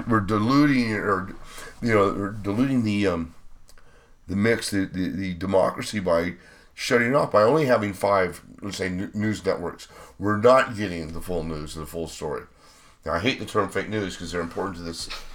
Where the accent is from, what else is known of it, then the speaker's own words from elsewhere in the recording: Bend, Oregon, United States; we're from Bend